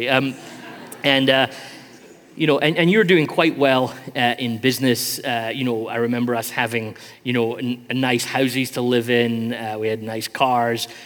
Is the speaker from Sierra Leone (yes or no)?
yes; Sierra Leone; here's the village that we grew up in in Sierra Leone.